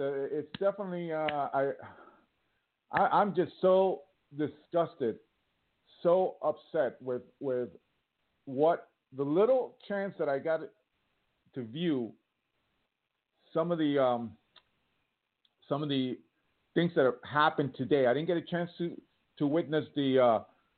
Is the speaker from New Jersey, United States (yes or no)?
yes; Millburn, New Jersey, United States; moved away; I'm from New Jersey